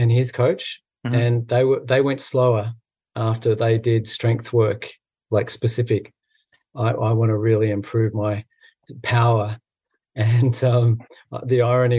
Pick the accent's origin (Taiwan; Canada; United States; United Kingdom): United Kingdom; Scotland; because I'm Scottish